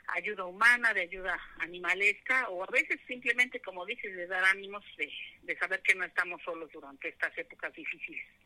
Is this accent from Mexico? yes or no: yes; Aragón, edge of Mexico City, Mexico; also born or lived in Porlindarista; nosotros nos mudamos de, de Porlindarista hacia acá, Aragón, en la orilla de, de Ciudad de México